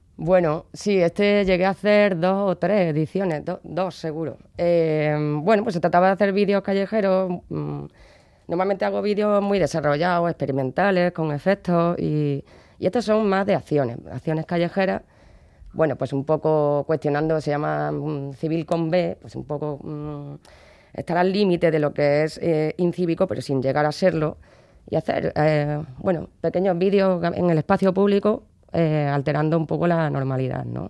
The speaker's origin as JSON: {"language": "Spanish", "town": "Córdoba", "region": "Andalusia", "country": "Spain", "tie": "born or raised there", "moved": "yes", "lives_now": "Bilbao, Spain", "said": "yo soy de Córdoba y eso, allí hay una tradición que es la Cruz de Mayo"}